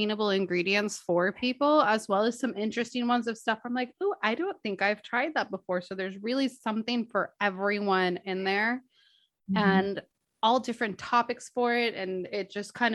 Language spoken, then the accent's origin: English; Los Angeles, California, United States; being born and raised in Los Angeles myself